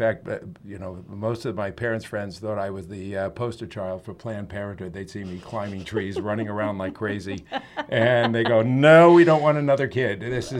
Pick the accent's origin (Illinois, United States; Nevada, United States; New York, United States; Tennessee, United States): New York, United States; New York City; moved away; I was born and raised in Brooklyn, New York. Before it was cool to be from Brooklyn, New York.